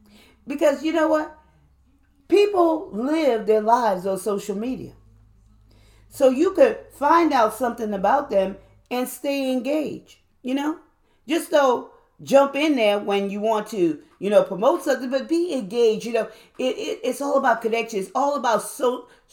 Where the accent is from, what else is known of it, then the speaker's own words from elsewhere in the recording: New Orleans, Louisiana, United States; I'm from New Orleans